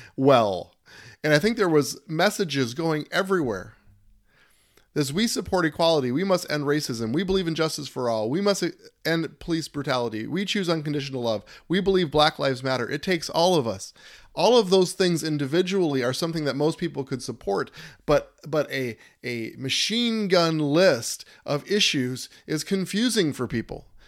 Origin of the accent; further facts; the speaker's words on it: United States; We are American citizens all together